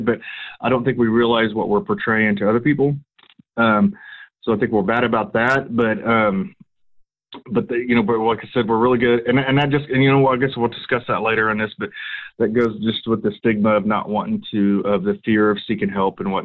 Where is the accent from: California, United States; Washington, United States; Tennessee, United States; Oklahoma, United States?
Oklahoma, United States; Pottawatomie County; also born or lived in Pushmataha County, Oklahoma; I moved back to my hometown and got out of it for a couple of years, but I always wanted to get back into it, and was fortunate enough to get with one of the lieutenants that works at the sheriff's office up here